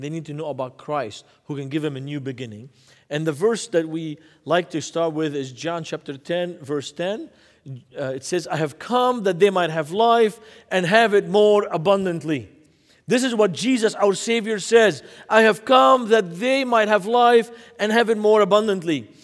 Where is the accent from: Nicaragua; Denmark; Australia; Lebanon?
Lebanon; Beirut, Beirut Governorate; now in United States; when I grew up in Beirut, Lebanon, in nineteen seventy-eight